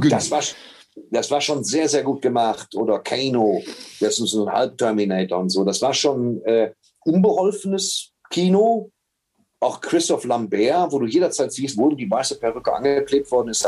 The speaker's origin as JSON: {"language": "German", "country": "Germany", "also_born_or_lived": "Waltrop"}